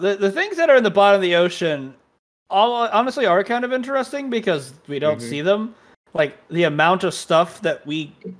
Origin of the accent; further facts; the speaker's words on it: Brownwood, Texas, United States; I grew up in Lake Brownwood